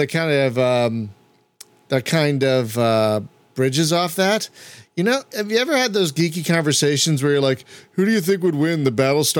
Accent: Philadelphia, Pennsylvania, United States; accent: East Coast; moved away; But I'm not even a Californian. I'm originally a Philadelphian

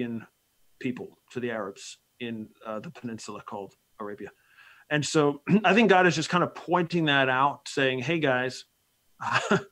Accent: Bergen County, New Jersey, United States; moved away; I grew up there in Bergen County in the north part of the state there by New York. And so I'm, you know, it's been a while, but that's my hometown

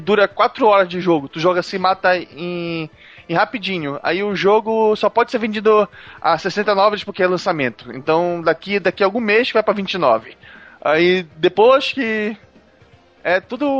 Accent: Brazil; a gente, como brasileiro

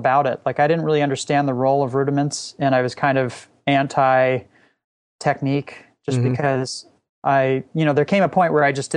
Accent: Laguna Beach, California, United States; I grew up in Southern California

